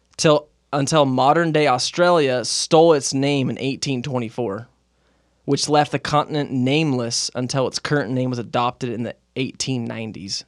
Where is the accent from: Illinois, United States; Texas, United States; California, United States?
California, United States; Moreno Valley; moved away as an adult; also born or lived in Philadelphia; now in Utah, United States; growing up in Moreno Valley in Southern California